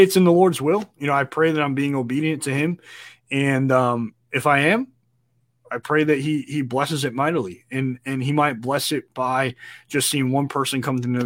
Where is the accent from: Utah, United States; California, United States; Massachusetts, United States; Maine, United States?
Massachusetts, United States; Oxford; Oxford, Massachusetts, which is my hometown, which is where my house is